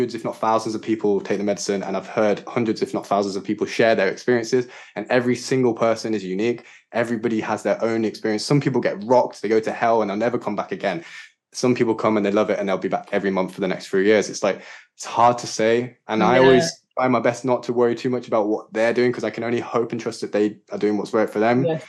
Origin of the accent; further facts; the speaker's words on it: Yorkshire and the Humber, United Kingdom; moved away as an adult; also born or lived in London / Sri Lanka / Wales / Glastonbury; I grew up in Yorkshire with my mum and dad and my sisters and local community, good friends